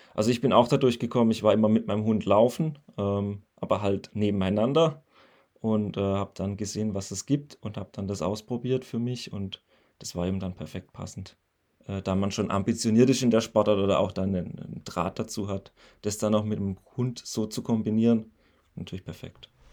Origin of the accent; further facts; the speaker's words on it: near Pforzheim, Baden-Württemberg, Germany; ich bin 31 und ich komme aus der Nähe von Pforzheim. Das liegt zwischen Karlsruhe und Stuttgart